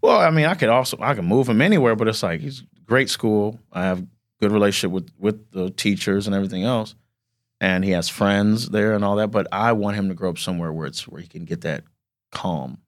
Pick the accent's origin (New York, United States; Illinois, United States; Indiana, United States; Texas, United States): Indiana, United States; South Bend; I'm from South Bend, Indiana